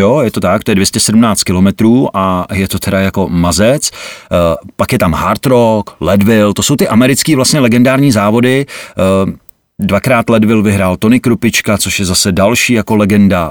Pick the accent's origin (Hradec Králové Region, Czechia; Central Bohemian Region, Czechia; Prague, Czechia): Hradec Králové Region, Czechia; Vrchlabí; U nás v Krakonoších, protože já jsem vrchlabák